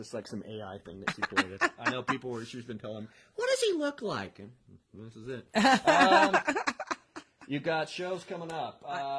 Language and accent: English; Oklahoma, United States; I was born in Oklahoma, fair disclosure.